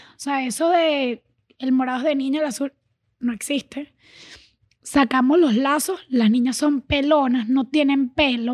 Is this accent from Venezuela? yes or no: yes; Venezuela; now in Miami, United States; Yo sí crecí en Venezuela, eh, me crié en Venezuela